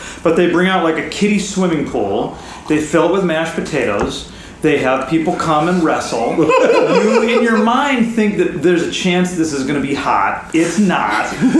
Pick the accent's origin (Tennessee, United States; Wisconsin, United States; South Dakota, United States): South Dakota, United States; Mitchell; I come from Mitchell. My town is Mitchell, which is the home of the world's only corn palace.